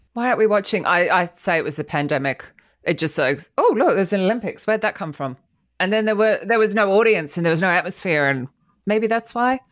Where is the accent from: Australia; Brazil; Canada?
Australia; also born or lived in England; now in London, United Kingdom; I'm Australian